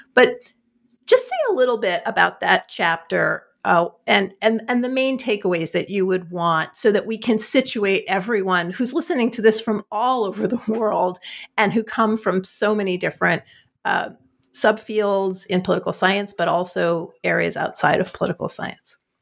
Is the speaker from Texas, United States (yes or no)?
no; New Jersey, United States; I'm from New Jersey